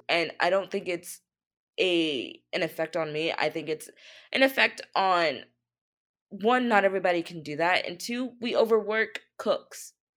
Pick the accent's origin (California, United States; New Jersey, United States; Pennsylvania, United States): Pennsylvania, United States; Easton; moved away as an adult; also born or lived in Philadelphia / Nantucket; now in New York, United States; I actually was born and raised a little bit outside of Philly in this small town called Easton